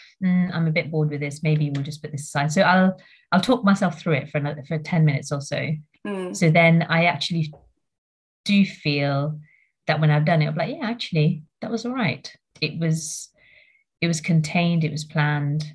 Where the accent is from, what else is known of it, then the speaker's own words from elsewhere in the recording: Mauritius; moved away; I grew up in Mauritius for a bit. So that's where I'm from originally.